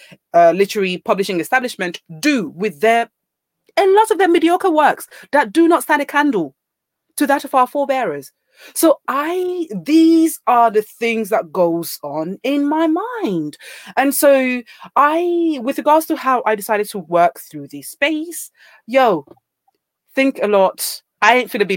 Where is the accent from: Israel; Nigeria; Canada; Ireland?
Nigeria; moved away as an adult; now in United Kingdom; born and raised in Nigeria